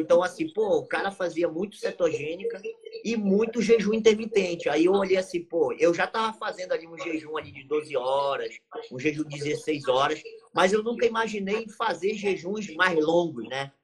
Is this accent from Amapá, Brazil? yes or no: yes; Santana, Amapá, Brazil; eu sou aqui do Amapá, né? Estado do Amapá, cidade de Santana, né? Que é uma, uma cidade que fica próxima à capital. E a gente eu moro, na verdade, aqui desde uhum. a minha infância